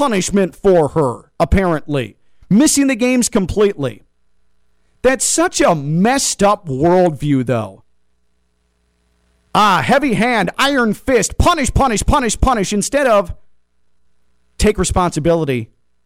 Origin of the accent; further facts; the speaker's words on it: United States; Me as an American